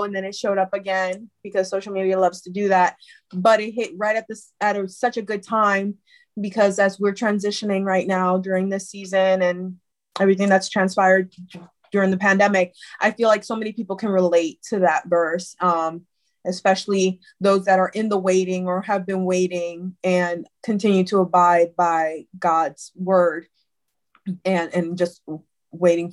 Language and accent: English; Puerto Rico; now in United States; I attended services in Puerto Rico because I'm originally from Puerto Rico. But when I moved to the States